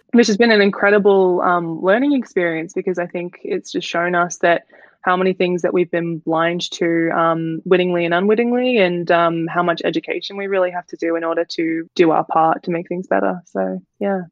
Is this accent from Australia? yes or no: yes; Melbourne, Victoria, Australia; I'm from Melbourne